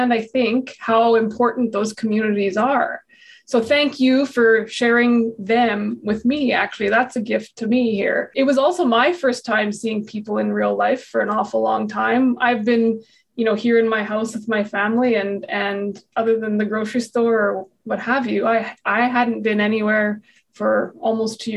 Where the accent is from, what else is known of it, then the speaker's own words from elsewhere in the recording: Brandon, Manitoba, Canada; also born or lived in Winnipeg, Manitoba; I'm, you know, born and raised in Brandon, educated there, and then moved to the big city in Winnipeg